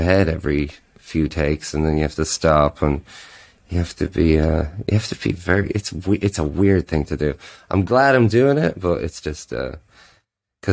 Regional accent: Drogheda, Leinster, Ireland; moved away as an adult; now in Berlin, Germany; my hometown is in Drogheda on the East Coast

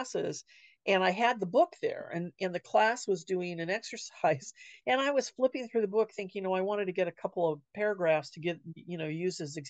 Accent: Sierra Madre, California, United States; now in Wenatchee, United States; my hometown in California of Sierra Madre

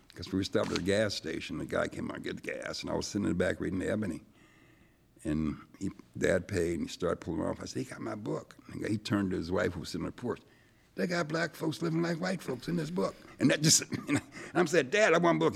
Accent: Erie, Pennsylvania, United States; also born or lived in Mississippi; came to Erie when I was about three, grew up in Erie

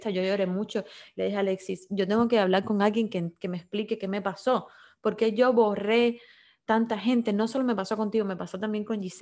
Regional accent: Cuba; moved away; yo pasé una depresión muy fuerte cuando me fui de Cuba y viví sola, viví muchas cosas muy fuertes

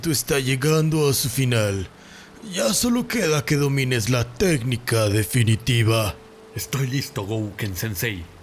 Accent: Monterrey, Nuevo León, Mexico; Aquí en Monterrey se hay Epicland, pero yo no compro mis Pops Funcos en esa tienda. Como buen regio, cruzaba a McAllen, Texas

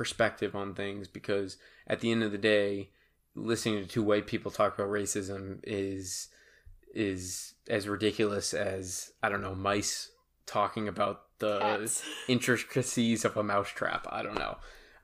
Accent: Massachusetts, United States; I'm from Massachusetts

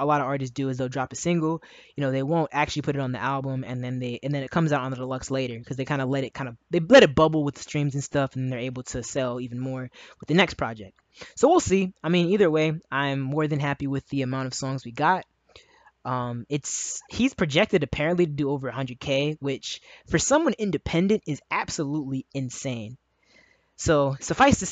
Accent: Maryland, United States; also born or lived in Howard County, Maryland; I'm from Maryland, and I lived in Howard County for a time in my early adult years

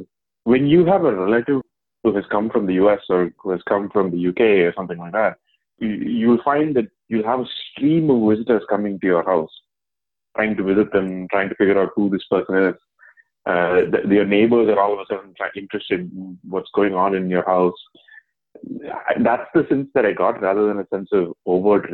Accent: India; moved away; As an Indian who's living outside of India

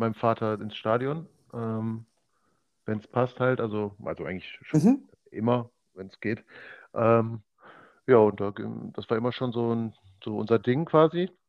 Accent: Oberhausen, North Rhine-Westphalia, Germany; now in Mülheim, Germany; geboren, aufgewachsen in Oberhausen und wohne jetzt seit äh, Mitte Juni in Mülheim

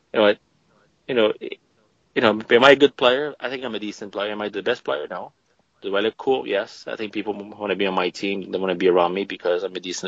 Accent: Canada; we're Canadian.

